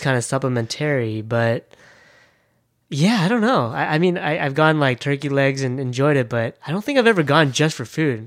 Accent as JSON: {"language": "English", "town": "Thousand Oaks", "region": "California", "country": "United States", "said": "I'm from Thousand Oaks"}